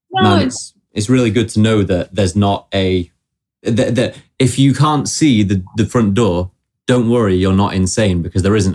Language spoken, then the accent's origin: English; South East England, United Kingdom; now in London, United Kingdom; oh, I'm from Surrey. Well, I've been in London for far more years than I was in Surrey